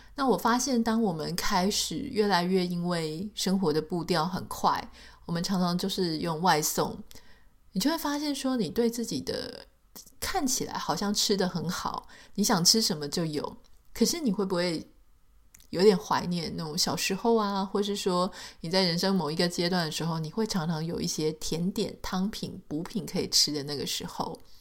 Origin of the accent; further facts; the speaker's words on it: Taiwan; 在台湾长大